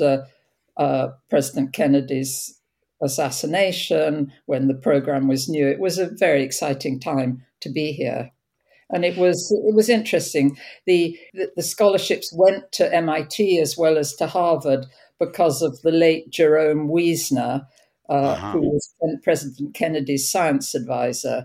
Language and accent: English; Cambridge, East of England, United Kingdom; moved away as an adult; also born or lived in Oxford; now in Cambridge, United States; I grew up in Cambridge, England